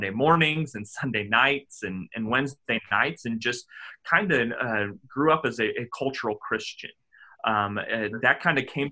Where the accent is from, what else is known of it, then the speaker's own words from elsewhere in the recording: Indianapolis, Indiana, United States; moved away as an adult; also born or lived in Virginia; now in Bothell, United States; So I grew up in Indianapolis. I went K through 12 through the local school there